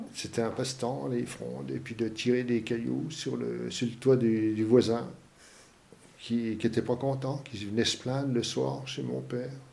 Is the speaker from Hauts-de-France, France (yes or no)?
no; Épinal, Grand Est, France; Je viens des Vosges. Épinal dans les Vosges